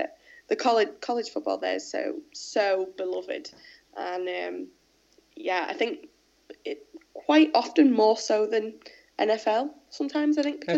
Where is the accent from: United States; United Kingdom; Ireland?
United Kingdom; England; accent: English